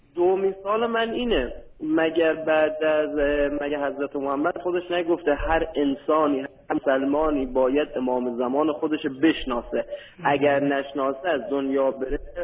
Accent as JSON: {"language": "Persian", "country": "Iran", "said": "من ایرانی هستیم مسلمانیم"}